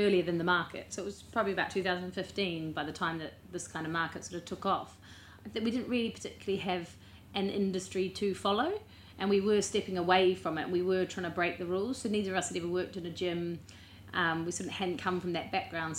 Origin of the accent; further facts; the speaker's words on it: New Zealand; now in London, United Kingdom; I'm a Kiwi, not English